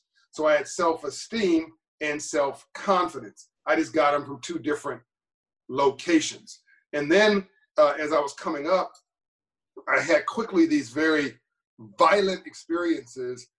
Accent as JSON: {"language": "English", "town": "Los Angeles", "region": "California", "country": "United States", "tie": "born or raised there", "said": "when I was growing up in Copley, California, in South Central"}